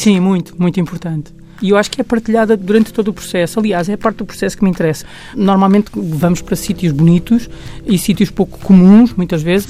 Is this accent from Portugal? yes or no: yes; Portugal; como portugueses que somos